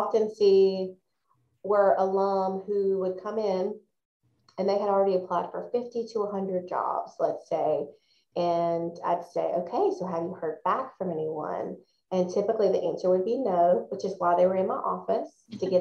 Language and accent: English; Forest, Mississippi, United States; moved away as an adult; also born or lived in Athens, Georgia; I am a fellow Mississippian. I was born and raised in Forest, Mississippi.